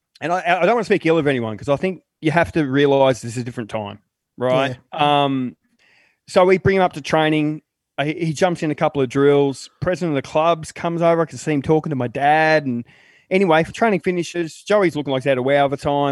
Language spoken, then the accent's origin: English; Dandenong, Victoria, Australia; this is the 80s too in Dandenong.